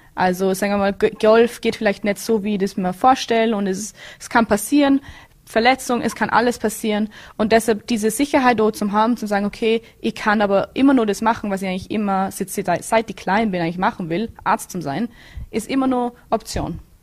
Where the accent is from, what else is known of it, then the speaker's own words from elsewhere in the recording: Bregenz, Vorarlberg, Austria; moved away as an adult; now in Florida, United States; Ich bin, ich komme aus Bregenz